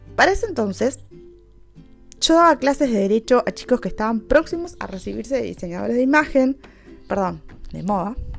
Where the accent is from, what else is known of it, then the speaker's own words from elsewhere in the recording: Uruguay; soy de Uruguay